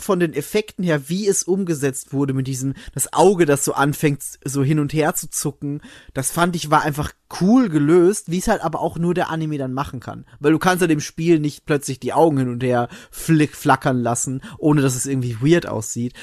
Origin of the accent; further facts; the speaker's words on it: Austria; bei uns in Österreich